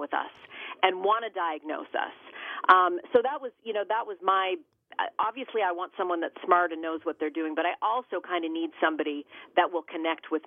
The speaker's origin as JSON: {"language": "English", "country": "Canada", "moved": "yes", "lives_now": "United States", "said": "I'm originally from Canada"}